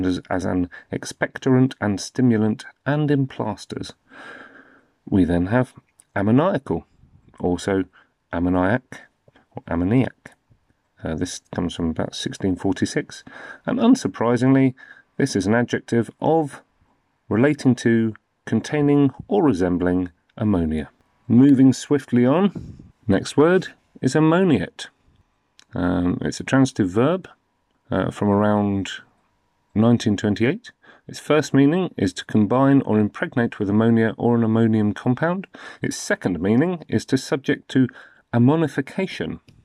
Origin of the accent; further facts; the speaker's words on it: United Kingdom; I'm in the U K. I'm from the U K, as you can probably tell.